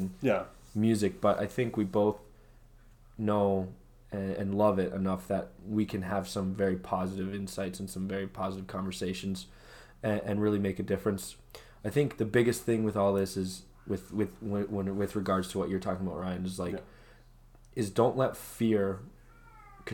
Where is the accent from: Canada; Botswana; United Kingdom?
Canada; We're good Canadian boys